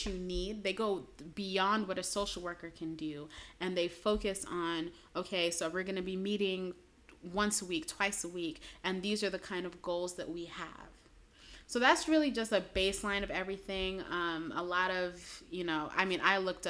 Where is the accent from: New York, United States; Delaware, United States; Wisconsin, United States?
New York, United States; New York City; moved away as an adult; also born or lived in Chicago area; I'm originally from Brooklyn